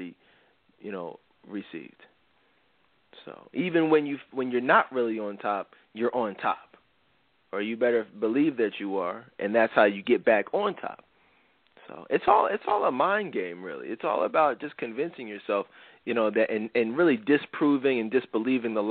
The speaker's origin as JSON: {"language": "English", "town": "Philadelphia", "region": "Pennsylvania", "country": "United States", "tie": "born or raised there", "said": "Philly, my hometown."}